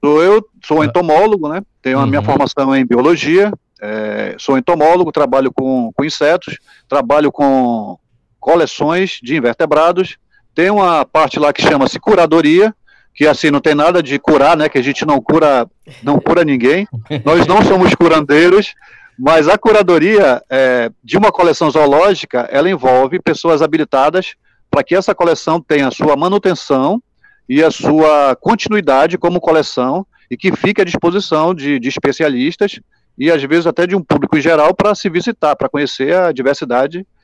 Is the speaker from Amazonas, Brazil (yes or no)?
yes; Manaus, Amazonas, Brazil; sou de Manaus